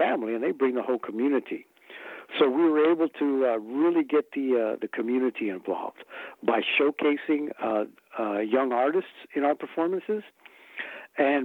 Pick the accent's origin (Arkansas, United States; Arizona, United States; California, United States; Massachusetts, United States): Arizona, United States; Mesa; we grew up here in Mesa, Arizona, and very near to the Yaqui community and Akimelatam community